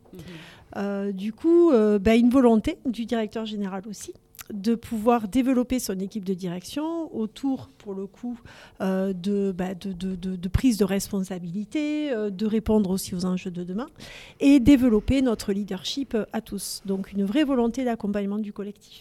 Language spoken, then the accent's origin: French; Toulouse, Occitania, France; accent: Toulouse; de pure toulousaine aussi. Et mon accent est là pour le dire.